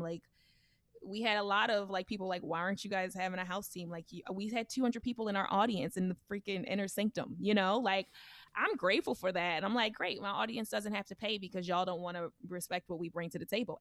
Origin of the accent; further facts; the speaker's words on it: Baltimore, Maryland, United States; accent: country urban; I was raised in Baltimore.